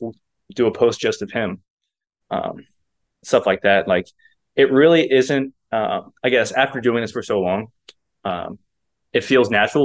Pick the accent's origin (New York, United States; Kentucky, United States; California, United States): Kentucky, United States; moved away as an adult; also born or lived in Arizona; I'm from Kentucky, so I had no family out west